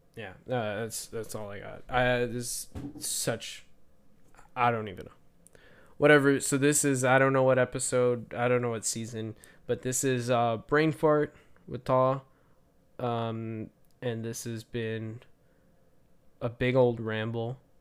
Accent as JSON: {"language": "English", "country": "Canada", "said": "as a Canadian"}